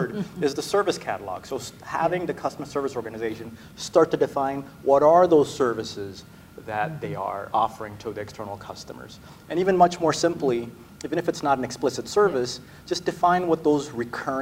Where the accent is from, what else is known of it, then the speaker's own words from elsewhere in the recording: Oregon, United States; I grew up in Oregon